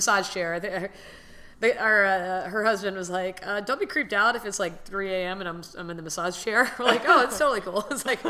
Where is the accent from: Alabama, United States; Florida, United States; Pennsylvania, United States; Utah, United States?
Florida, United States; Miami; born and raised in Miami